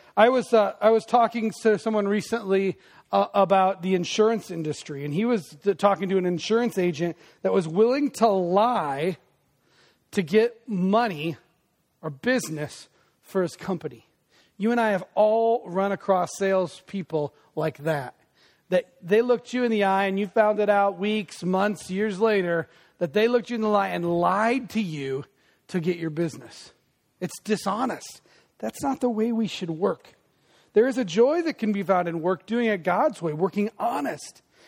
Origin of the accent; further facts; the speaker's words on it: Des Moines, Iowa, United States; me who grew up in Des Moines